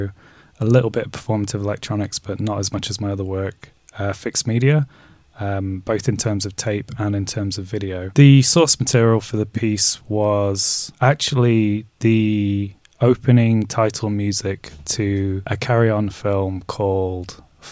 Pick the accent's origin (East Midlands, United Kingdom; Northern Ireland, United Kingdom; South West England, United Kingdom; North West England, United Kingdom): East Midlands, United Kingdom; Derby; also born or lived in Nottingham; now in London, United Kingdom; I grew up in Derby, born in Nottingham. I'm British Jordanian, but neither, and I now live in London.